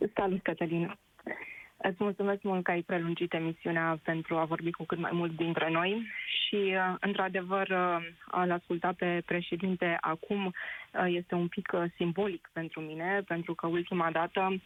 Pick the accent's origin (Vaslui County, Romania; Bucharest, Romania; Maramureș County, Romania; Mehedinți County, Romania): Mehedinți County, Romania; Drobeta-Turnu Severin; moved away as an adult; now in London, United Kingdom; Eu sunt din Gropădatornul Severin, unde se află piciorul podului lui Traian.